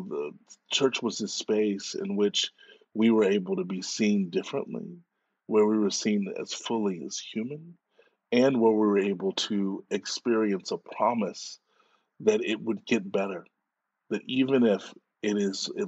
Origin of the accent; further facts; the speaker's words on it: Dallas, Texas, United States; I grew up in Dallas, Texas